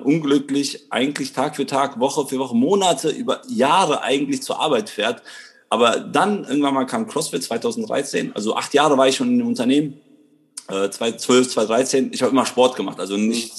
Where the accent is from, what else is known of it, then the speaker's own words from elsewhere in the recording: Krefeld, North Rhine-Westphalia, Germany; bin aus Krefeld, bin hier geboren